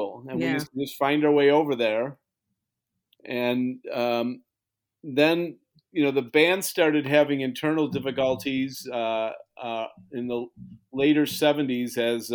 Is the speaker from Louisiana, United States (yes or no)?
no; Kenmore, New York, United States; also born or lived in Buffalo, New York; I'm back in Kenmore.